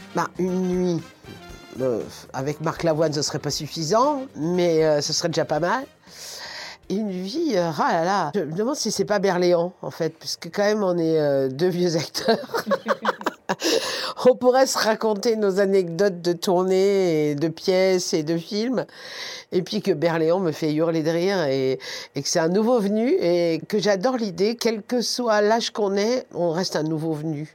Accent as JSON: {"language": "French", "town": "Paris", "region": "Île-de-France", "country": "France", "tie": "born or raised there", "said": "je suis parisienne, je suis née euh, à Paris dans le 14e, j'ai vécu dans le 10e"}